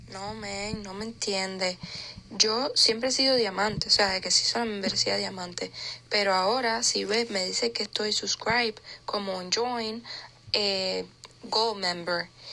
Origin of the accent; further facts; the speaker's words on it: Ecuador; now in Miami, United States; yo nací en Ecuador. Nací en Ecuador y vine al año, año 2000, vivo aquí en Miami